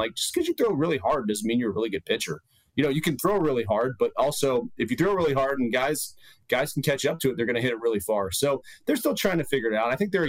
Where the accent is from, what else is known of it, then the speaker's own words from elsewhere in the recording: Texas, United States; now in Phoenix, United States; I'm from Texas.